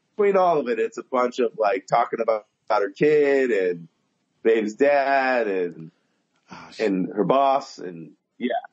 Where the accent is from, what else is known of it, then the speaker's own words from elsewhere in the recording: Southern California, United States; I grew up in Southern California